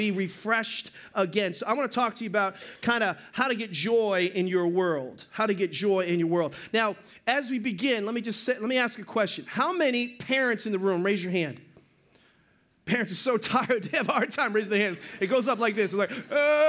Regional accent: Boston, Massachusetts, United States; I'm from Boston.

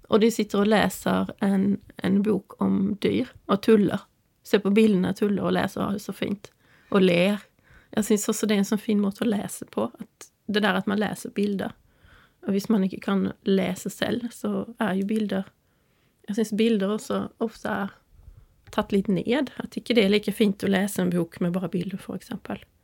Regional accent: Sweden; also born or lived in Norway; de vet ju att jag är svensk och

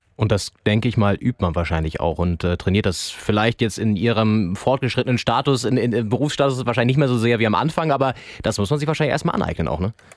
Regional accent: Northern Germany, Germany; ich bin im Norden groß geworden

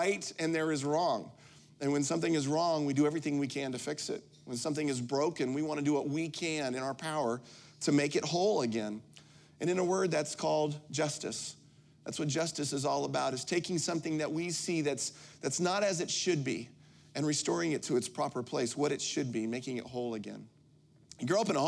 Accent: Midwest, United States; also born or lived in Pacific Northwest; now in Florida, United States; I grew up in the Midwest. My mom and dad live about a mile and a half from Notre Dame

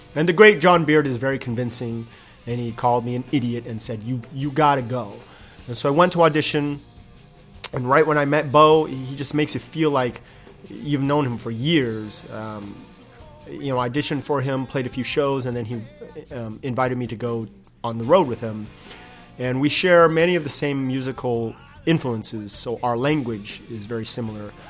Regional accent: Inland Empire, Southern California, United States; also born or lived in Detroit, Michigan / San Diego, California / Nashville, Tennessee; I grew up in Southern California. I was born in Detroit, but I don't remember anything about it. Um, so, I really consider myself a Southern California boy

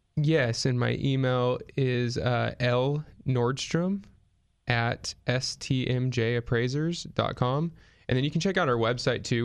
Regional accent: Fresno, California, United States; moved away as an adult; now in Grover Beach, United States; we're both from the Central Valley, Fresno area

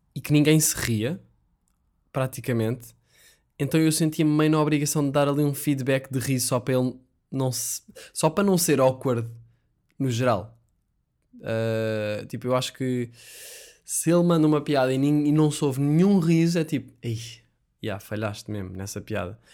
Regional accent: Sintra, Lisbon, Portugal; Sintra, eu adoro Sintra, que é de onde eu sou

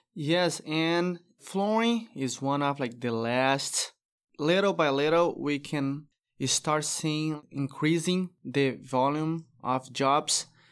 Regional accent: Brazil; English is a second language; moved away as an adult; now in Texas, United States; I moved from Brazil to U S

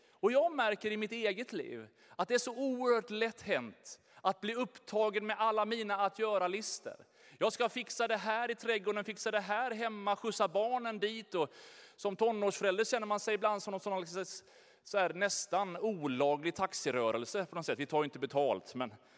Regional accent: Sweden; vi svenskar

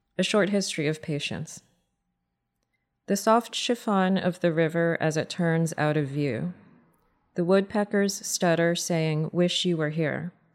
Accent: United States; I'm an American woman

